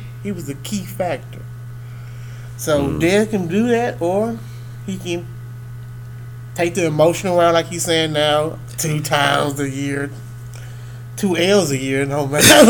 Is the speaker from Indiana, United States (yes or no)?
no; Dallas, Texas, United States; I'm a huge fan of all Dallas because I am from Dallas. I am Dallas.